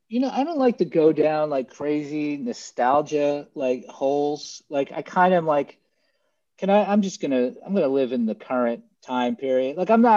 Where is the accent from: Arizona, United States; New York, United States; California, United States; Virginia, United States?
New York, United States; New York City; moved away as an adult; now in Los Angeles, United States; I grew up on Staten Island.